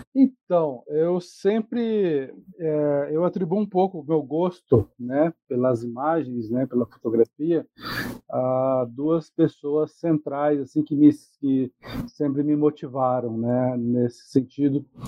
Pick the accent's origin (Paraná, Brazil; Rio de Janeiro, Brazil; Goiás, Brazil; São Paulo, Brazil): Paraná, Brazil; Andirá; moved away; lá de Andirá, cidade onde eu morei do, mais, por mais de 20 anos, né? Minha cidade, na minha terra natal